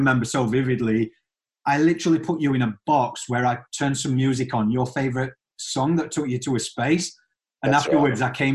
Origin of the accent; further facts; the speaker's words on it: United Kingdom; I'm British and I grew up watching